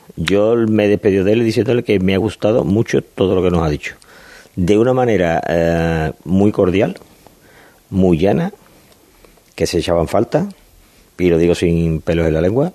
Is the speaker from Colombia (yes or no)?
no; Seville, Andalusia, Spain; los sevillanos más o menos mm, queremos